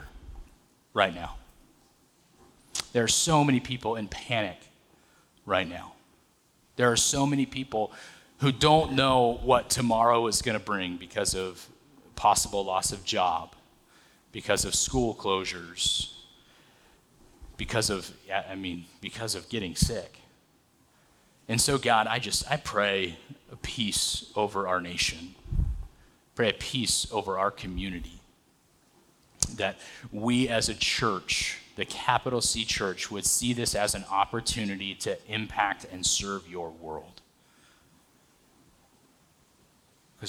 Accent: Atwater, California, United States; So I grew up in a little farm town, Atwater, California, right up the 99

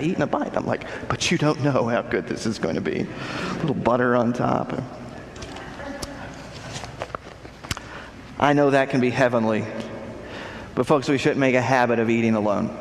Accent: Texas, United States; moved away; the church I grew up in back in Texas

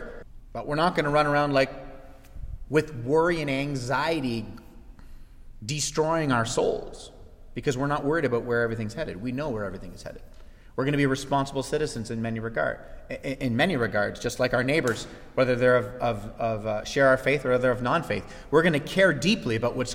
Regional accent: Canada; as Canadian citizens

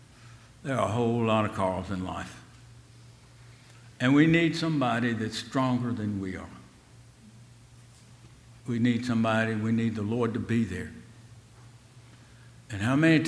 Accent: Selma, Alabama, United States; being in Selma in that time of life was a great time to be there.

